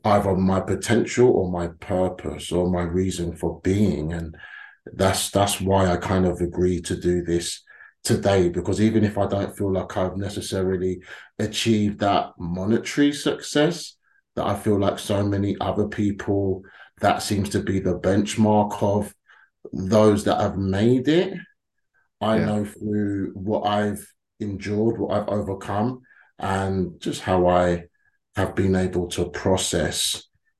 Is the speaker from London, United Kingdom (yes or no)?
yes; London, United Kingdom; us black Londoners